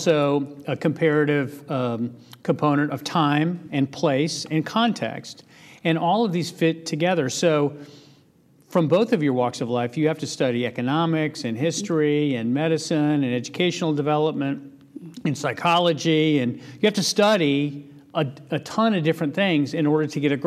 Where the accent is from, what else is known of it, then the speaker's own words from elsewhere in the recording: Florida, United States; I grew up in Florida mm-hmm. in a middle-class household